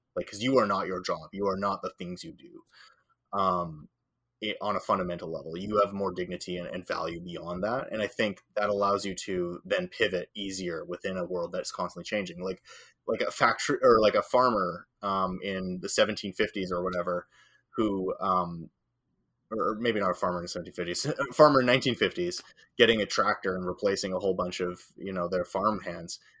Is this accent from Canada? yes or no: no; Northern Ireland, United Kingdom; I'm from, I'm Northern Irish